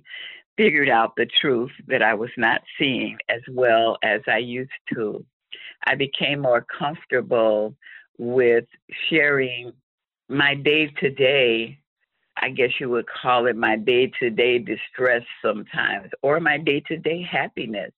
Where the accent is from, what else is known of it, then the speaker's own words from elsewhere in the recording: Chicago, Illinois, United States; now in Brooklyn Park, United States; I'm originally from Chicago, Illinois, born and raised